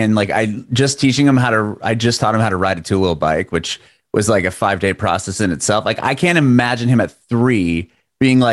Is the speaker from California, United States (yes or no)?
yes; San Diego, California, United States; moved away as an adult; now in Nashville, United States; I'm from San Diego originally. Now I live in Nashville